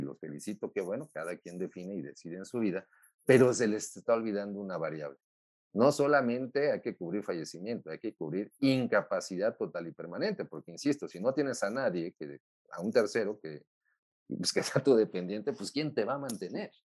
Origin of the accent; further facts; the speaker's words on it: Mexico; como los mexicanos